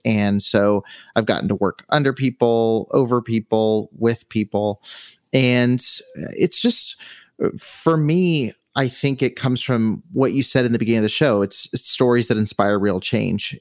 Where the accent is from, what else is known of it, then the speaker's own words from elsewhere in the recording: Southern California, United States; moved away as an adult; now in Henderson, United States; I've always been on the West Coast, so I grew up in Southern California